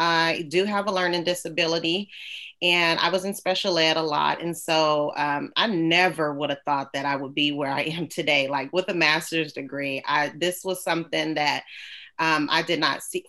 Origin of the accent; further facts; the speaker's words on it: San Francisco, California, United States; I grew up in the Bay Area, San Francisco. So I'm a California girl, born and raised